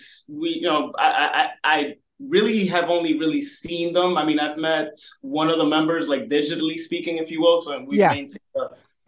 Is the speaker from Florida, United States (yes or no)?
no; New York City, New York, United States; me growing up in the Bronx, New York